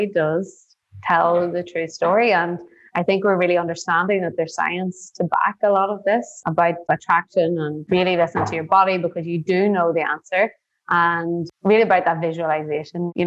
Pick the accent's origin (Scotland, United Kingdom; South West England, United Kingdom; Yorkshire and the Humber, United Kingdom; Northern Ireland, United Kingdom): Northern Ireland, United Kingdom; moved away as an adult; also born or lived in New York; now in Tulum, Mexico; growing up in Northern Ireland actually was pretty tough